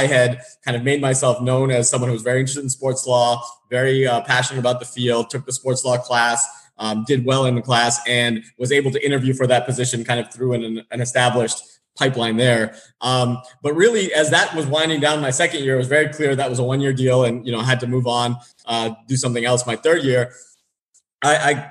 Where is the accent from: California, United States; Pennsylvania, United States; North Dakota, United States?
California, United States; San Diego; moved away as an adult; also born or lived in Boston; I grew up in San Diego